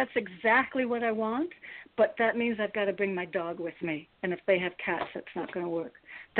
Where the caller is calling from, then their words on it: Connecticut, United States; I'm in Connecticut.